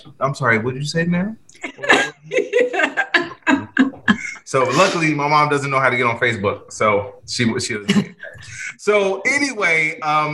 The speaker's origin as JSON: {"language": "English", "town": "Chicago", "region": "Illinois", "country": "United States", "tie": "born or raised there", "said": "Chicago, South Side"}